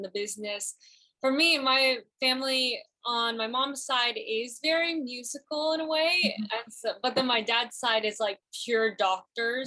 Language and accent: English; Los Angeles, California, United States; born or raised there